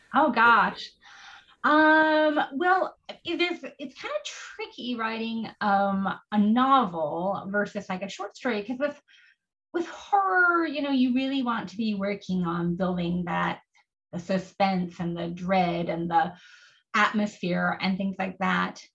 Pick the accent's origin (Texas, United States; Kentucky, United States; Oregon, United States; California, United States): Oregon, United States; Oregon coast, United States; I grew up on the Oregon coast